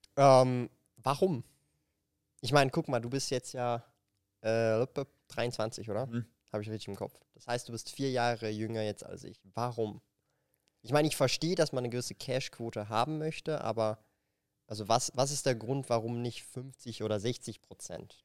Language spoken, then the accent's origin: German; Zurich, Switzerland; ich komme halt aus Zürich